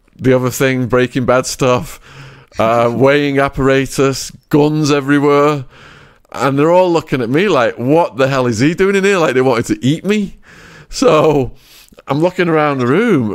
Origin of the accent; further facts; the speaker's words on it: England, United Kingdom; accent: English; moved away; my English accent